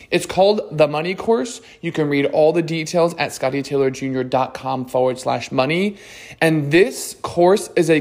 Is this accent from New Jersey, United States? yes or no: yes; New Jersey, United States; also born or lived in Los Angeles / Florida; now in Miami, United States; I'm from Jersey, which is, the best state